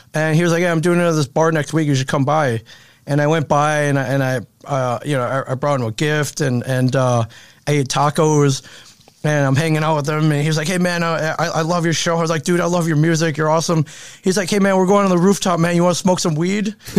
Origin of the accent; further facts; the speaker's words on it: Michigan, United States; I, I grew up in Michigan